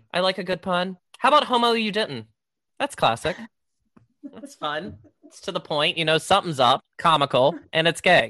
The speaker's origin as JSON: {"language": "English", "region": "the South", "country": "United States", "accent": "Southern", "said": "I'm from the South"}